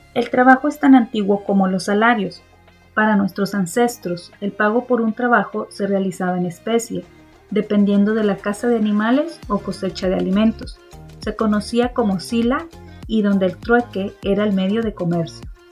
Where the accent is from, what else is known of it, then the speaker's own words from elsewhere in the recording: Mexico; como mexicanos